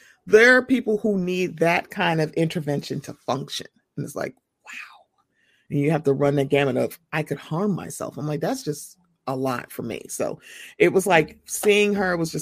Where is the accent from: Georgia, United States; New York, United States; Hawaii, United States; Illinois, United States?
Illinois, United States; Chicago; I'm from Chicago